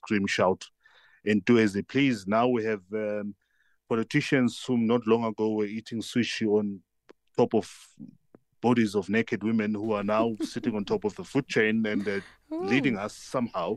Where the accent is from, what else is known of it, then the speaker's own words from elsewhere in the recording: South Africa; as South African